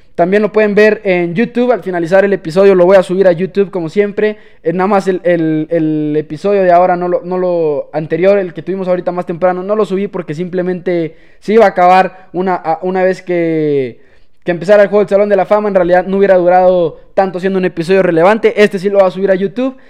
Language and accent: Spanish; Chihuahua, Mexico; Claro que soy de México, orgullosamente chihuahuense